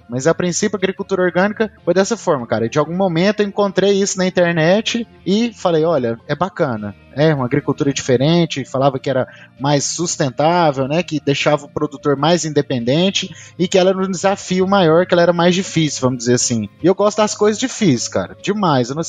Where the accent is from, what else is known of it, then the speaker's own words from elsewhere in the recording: Goiânia, Goiás, Brazil; eu sou engenheiro agrônomo, sou daqui da cidade de Goiânia, Goiás.